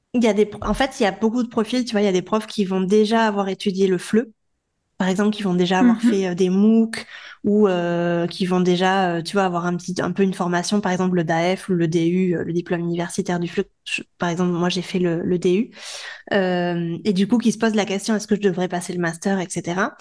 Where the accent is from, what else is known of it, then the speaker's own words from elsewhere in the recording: France; moved away as an adult; now in Barcelona, Spain; on est français